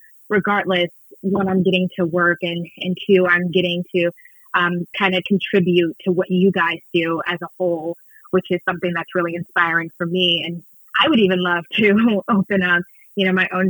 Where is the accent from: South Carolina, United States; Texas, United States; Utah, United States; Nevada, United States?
Texas, United States; Houston; moved away as an adult; also born or lived in New York City; I'm originally from Houston, Texas, born and raised, and I moved to New York City when I was 18